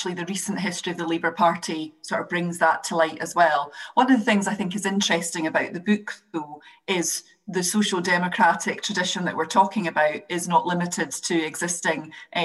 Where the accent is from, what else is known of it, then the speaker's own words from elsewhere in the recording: Scotland, United Kingdom; as a Scot